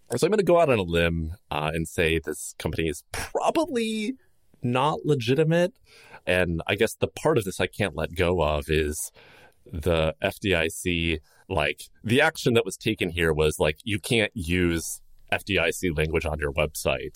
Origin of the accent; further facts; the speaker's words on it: Chicago, Illinois, United States; my hometown of Chicago